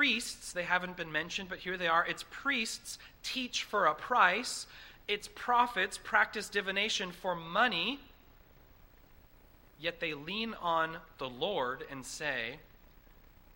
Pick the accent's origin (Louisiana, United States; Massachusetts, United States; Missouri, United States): Massachusetts, United States; growing up in Massachusetts